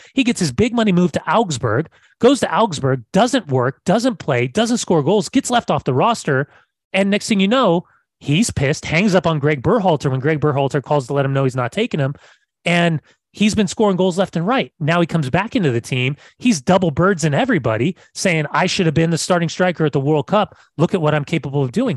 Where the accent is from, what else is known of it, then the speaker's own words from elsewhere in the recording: California, United States; I'm from California